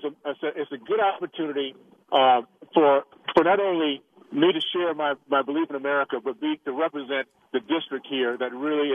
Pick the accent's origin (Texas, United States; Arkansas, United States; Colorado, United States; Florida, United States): Florida, United States; Tallahassee; moved away; the values I grew up with in Tallahassee